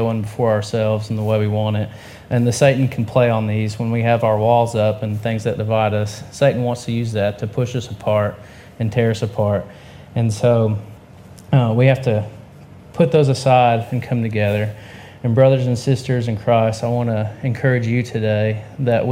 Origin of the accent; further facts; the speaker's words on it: Georgia, United States; now in Tennessee, United States; I'm from Georgia, and she is from Virginia, and we now live here in Tennessee